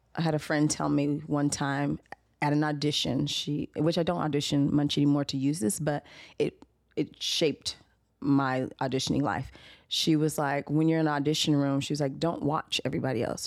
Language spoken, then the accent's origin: English; Los Angeles, California, United States; I am from Los Angeles, California, native